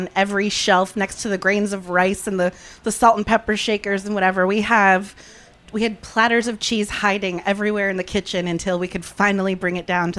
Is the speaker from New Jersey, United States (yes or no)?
yes; New Jersey, United States; moved away as an adult; also born or lived in Los Angeles; I decided to move back home to where I grew up in New Jersey a couple years ago